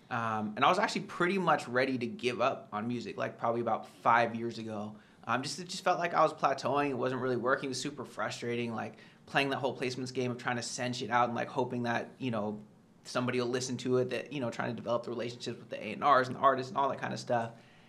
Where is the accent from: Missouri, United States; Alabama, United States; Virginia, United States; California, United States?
California, United States; So I'm from the Bay Area, you know, near San Francisco.